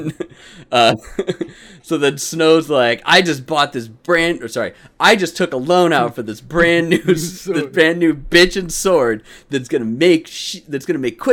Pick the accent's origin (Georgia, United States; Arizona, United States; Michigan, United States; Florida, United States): Arizona, United States; Phoenix; Growing up as a kid, though, living here in Phoenix, like I grew up on Barrow's